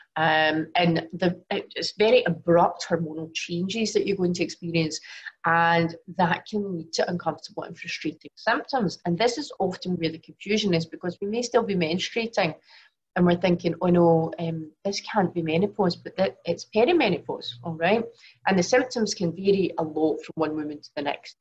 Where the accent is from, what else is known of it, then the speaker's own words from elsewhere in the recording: Glasgow, Scotland, United Kingdom; now in Singapore; I was born in Glasgow, but obviously currently live in Singapore